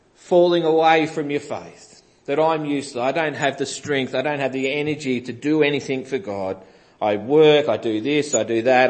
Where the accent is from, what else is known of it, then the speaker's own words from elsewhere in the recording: Greensborough, Victoria, Australia; growing up in Greensborough